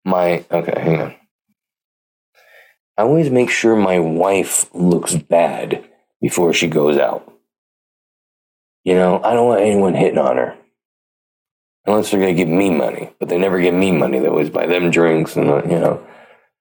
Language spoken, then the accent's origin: English; Pleasanton, California, United States; I'm from Pleasanton